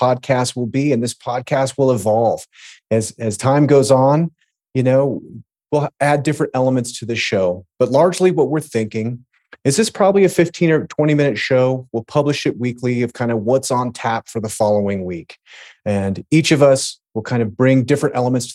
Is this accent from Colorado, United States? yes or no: yes; Colorado, United States; I'm actually from Colorado.